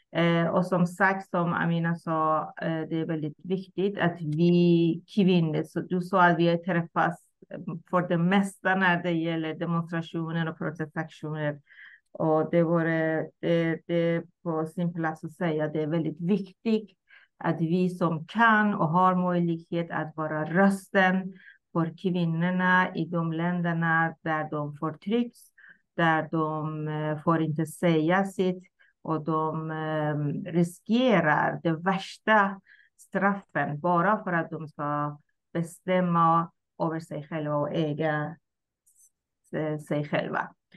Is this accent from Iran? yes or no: yes; Iran; Swedish is a second language; moved away as an adult; now in Sweden; jag kommer ursprungligen från Iran, har bott i Sverige Mm, drygt 37 år